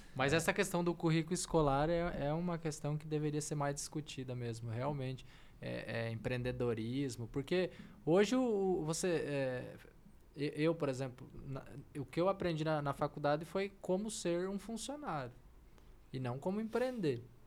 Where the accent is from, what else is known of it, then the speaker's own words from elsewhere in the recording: Brazil; nós, brasileiros